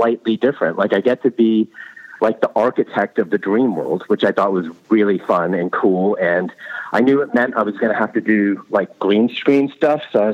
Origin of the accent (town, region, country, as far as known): United States; accent: American